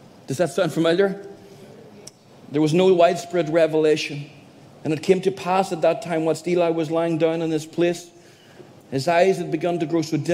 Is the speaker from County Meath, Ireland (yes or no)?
no; County Donegal, Ireland; moved away as an adult; now in Derry, United Kingdom; Born and bred in Donegal, a little country area